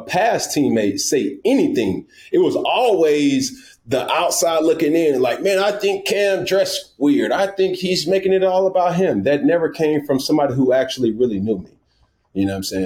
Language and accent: English; College Park, Georgia, United States; also born or lived in Atlanta; I'm from Atlanta, Georgia, by way of College Park